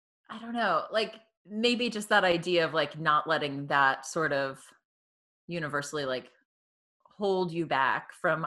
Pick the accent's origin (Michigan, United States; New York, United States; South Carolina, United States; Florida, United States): Florida, United States; Tampa; moved away; So I was born in the Tampa Bay area in Florida. Okay. Take a lot of heat for being from Florida. Especially having moved up north.